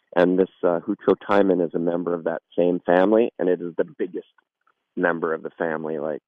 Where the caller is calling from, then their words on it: New York, United States; Yeah, I'm actually calling from New York State right now.